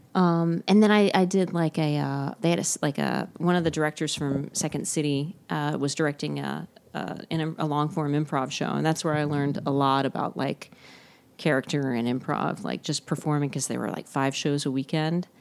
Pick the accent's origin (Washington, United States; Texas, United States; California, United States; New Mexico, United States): Texas, United States; moved away as an adult; also born or lived in Houston / Chicago; now in Los Angeles, United States; I'm from Texas.